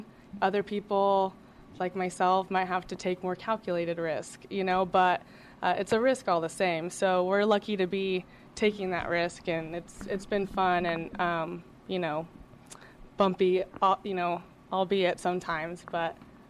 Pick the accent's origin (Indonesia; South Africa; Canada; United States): United States; Fort Worth, Texas; also born or lived in Dallas; I'm a native Texan, born in Fort Worth, living in Dallas right now